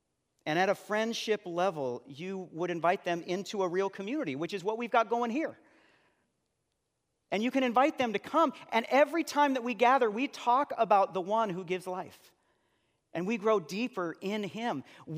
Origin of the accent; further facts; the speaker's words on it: Seattle, Washington, United States; And after he was at the church that I grew up in West Seattle, he moved to Denver and planted a church there.